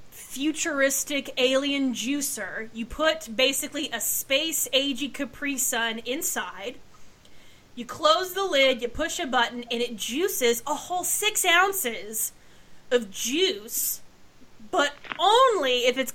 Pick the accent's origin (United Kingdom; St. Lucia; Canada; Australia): United Kingdom; Scotland; but I'm Scottish, so the wee folk are the little green folk that frolic around the Shire